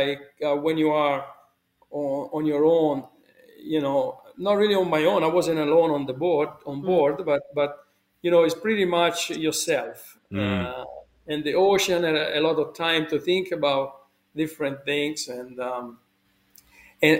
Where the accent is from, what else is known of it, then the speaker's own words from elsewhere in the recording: Pontedera, Tuscany, Italy; moved away; I was born in Italy, in a village called Pontedera